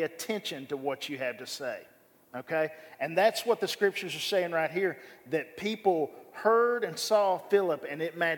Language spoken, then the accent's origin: English; Bryant, Arkansas, United States; I grew up here in Bryan, Arkansas